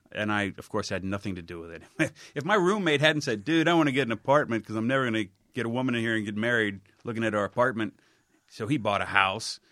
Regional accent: Cincinnati, Ohio, United States; moved away; I grew up on Salem

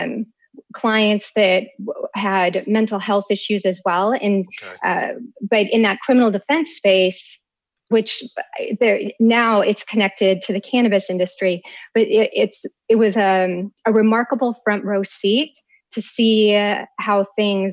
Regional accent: Minnesota, United States; moved away as an adult; also born or lived in Austin, Texas; now in Washington, D.C., United States; I hail from Minnesota

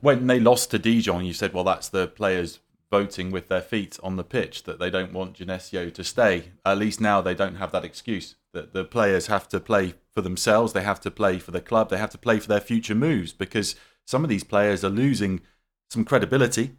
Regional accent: United Kingdom; growing up in Britain

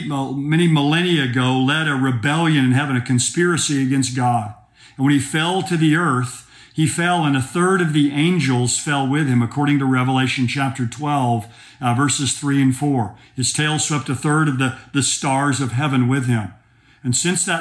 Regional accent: Oklahoma, United States; I'm from Oklahoma

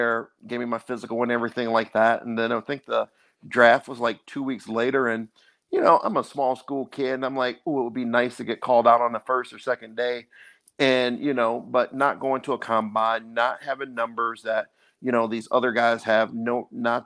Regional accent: Milwaukee, Wisconsin, United States; I'm from Milwaukee, Wisconsin, went to inner city school

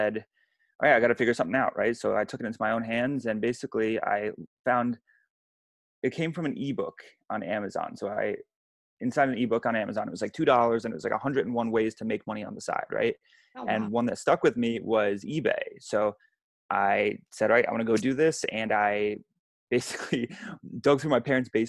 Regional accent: United States; I grew up 2 hours outside of New York City

